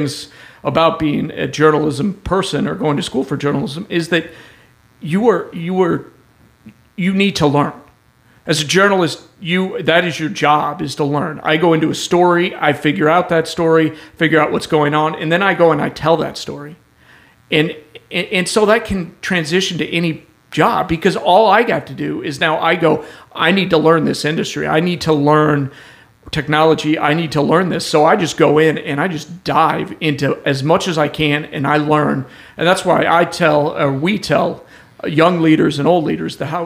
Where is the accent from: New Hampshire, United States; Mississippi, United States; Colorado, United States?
Colorado, United States; Denver; moved away as an adult; now in Oklahoma City, United States; I'm from Denver